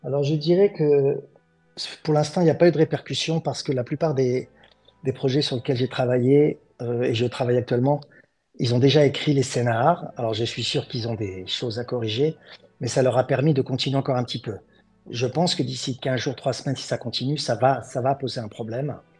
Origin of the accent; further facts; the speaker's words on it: France; moved away as an adult; now in Los Angeles, United States; je suis français. Là, j'habite aux États-Unis, ça fait 20 ans